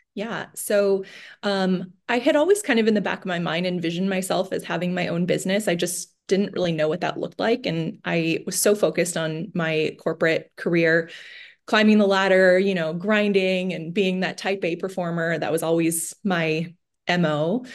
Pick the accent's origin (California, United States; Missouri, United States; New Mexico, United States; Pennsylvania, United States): California, United States; Bay Area; moved away as an adult; now in Chicago, United States; I grew up in the Bay Area, went to school in the Bay Area.